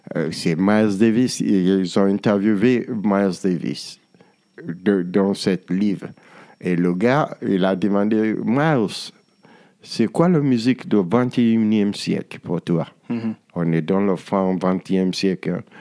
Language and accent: French; Nigeria; nous au Nigeria